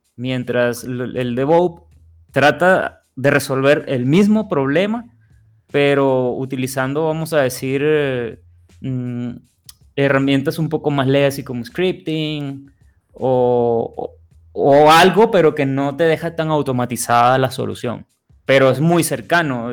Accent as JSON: {"language": "Spanish", "country": "Venezuela", "moved": "yes", "lives_now": "Monterrey, Mexico", "said": "Yo soy de Venezuela, pero tengo ya unos años viviendo acá en Monterrey"}